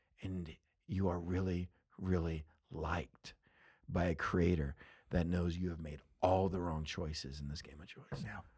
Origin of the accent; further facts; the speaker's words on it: Texas, United States; So growing up in West Texas